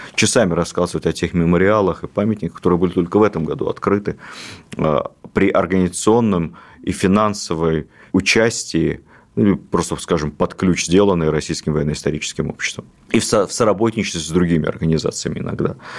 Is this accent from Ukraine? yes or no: yes; Ukraine; я с, родом с Украины